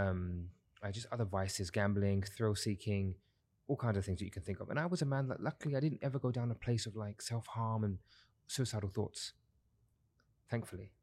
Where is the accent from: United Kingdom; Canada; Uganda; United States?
United Kingdom; London; now in Dubai, United Arab Emirates; I'm originally from London, uh, born and raised in London, South East London